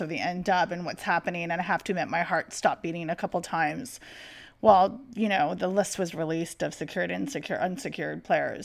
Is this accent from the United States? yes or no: no; Canada; I'm Canadian